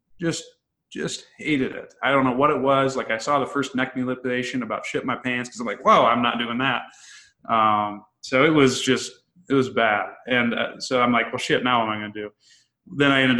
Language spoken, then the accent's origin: English; Illinois, United States; I'm from Illinois originally, a small town.